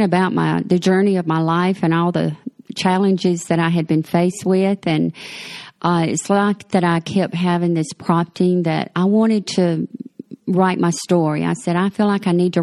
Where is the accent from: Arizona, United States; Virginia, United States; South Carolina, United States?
South Carolina, United States; Mullins; moved away as an adult; I was born in Mullen, South Carolina, and that's about 50 miles from Myrtle Beach, and lived there till I was in my late 30s